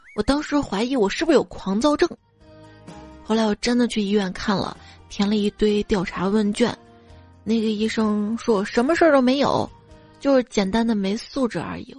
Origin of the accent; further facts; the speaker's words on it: Northwest China, China; 那我是西北人